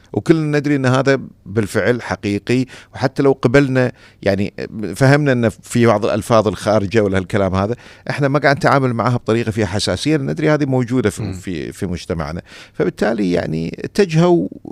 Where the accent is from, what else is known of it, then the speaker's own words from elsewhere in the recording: Kuwait; عندنا في الكويت